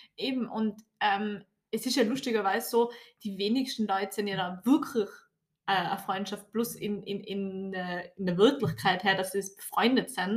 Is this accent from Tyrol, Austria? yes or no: yes; Tyrol, Austria; bei uns in Tirol oder halt Gesamtösterreich